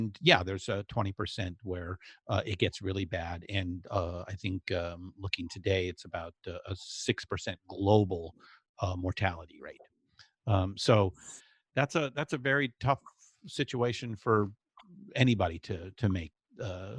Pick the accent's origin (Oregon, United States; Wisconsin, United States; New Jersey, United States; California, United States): California, United States; Southern; growing up in Southern California